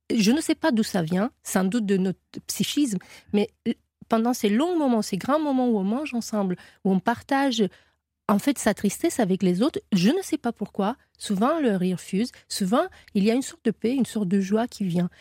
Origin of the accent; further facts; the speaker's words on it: Romania; French is a second language; moved away; j'ai appris le français en Roumanie